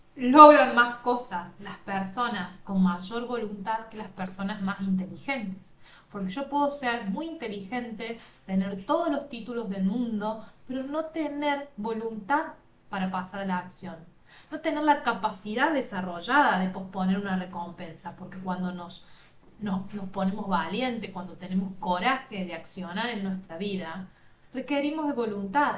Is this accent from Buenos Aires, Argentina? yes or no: no; Villa María, Córdoba, Argentina; yo soy del interior de Córdoba, Argentina